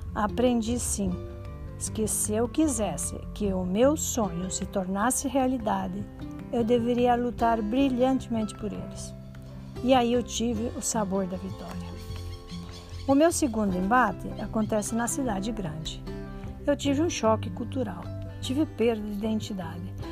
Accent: Santa Helena, Paraná, Brazil; Nasci em Santa Helena, interior do Paraná

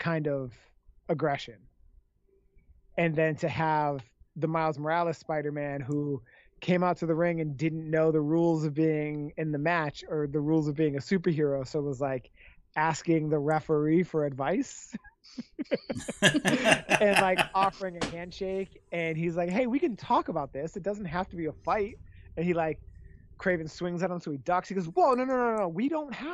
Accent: Canada; I'm Canadian

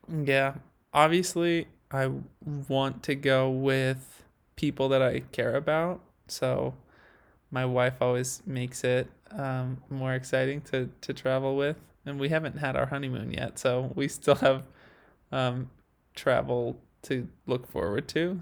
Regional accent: Idaho, United States; now in Utah, United States; growing up in Idaho and living in Utah

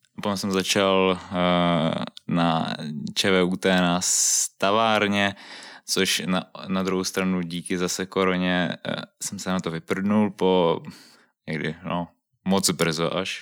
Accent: Prague, Czechia; ve středisku Silesiánů u nás v Kobylisích

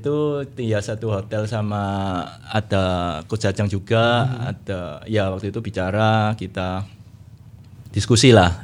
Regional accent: Surabaya, East Java, Indonesia; saya orang Surabaya

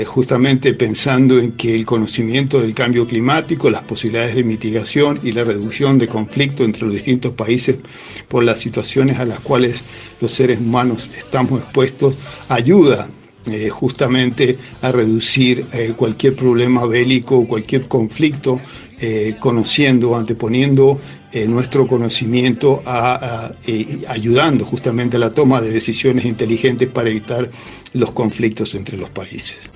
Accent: San Rafael, Mendoza, Argentina; also born or lived in La Plata / Santiago del Estero / Colorado / Columbia; Yo soy originario de San Rafael, eh, aquí en la provincia de Mendoza, muy orgulloso de ser del sur de la provincia

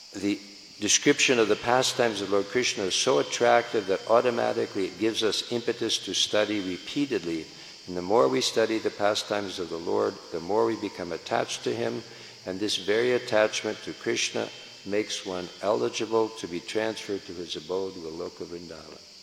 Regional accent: San Francisco, California, United States; I'm from San Francisco

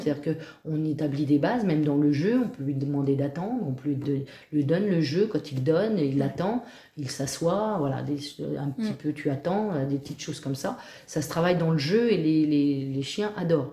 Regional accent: Auvers, Normandy, France; je vis euh, ici depuis euh, toute petite. Je suis native quasiment de cette commune

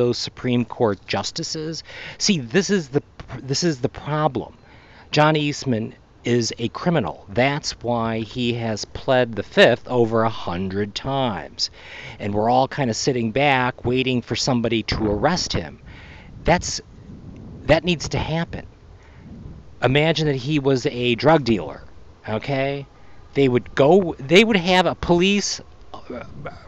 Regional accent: Mexico; I grew up in Mexico and around Mexican people my whole life

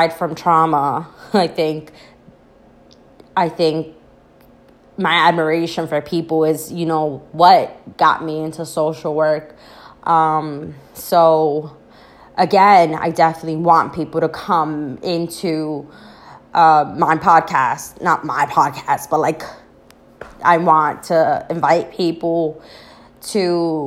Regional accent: New York City, New York, United States; moved away as an adult; now in New Jersey, United States; I currently reside in New Jersey. I was born and raised in the Bronx

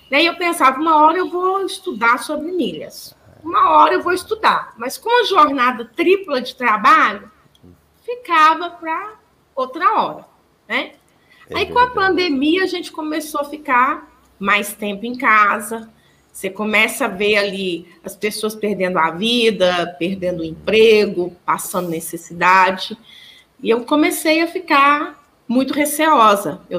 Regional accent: Pratinha, Minas Gerais, Brazil; now in Araxá, Brazil; Sou natural, sou natural da cidade de Pratinha, a, poucos quilômetros, quilômetros

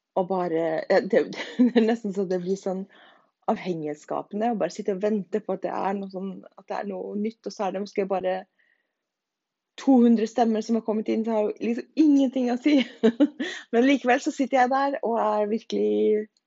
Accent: Norway; now in Denmark; Alle dansker vil jo si at jeg er norsk

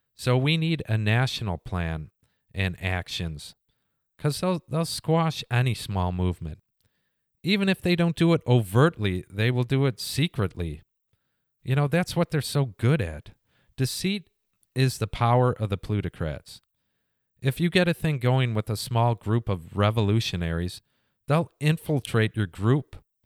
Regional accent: United States; being an American.

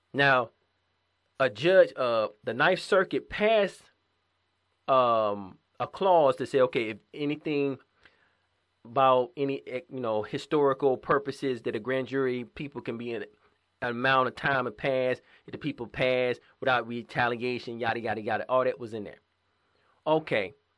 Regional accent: Georgia, United States; my hometown in Georgia

